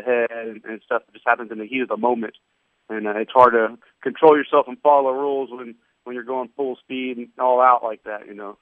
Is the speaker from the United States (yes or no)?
yes; Ohio, United States; moved away; I grew up wrestling in Ohio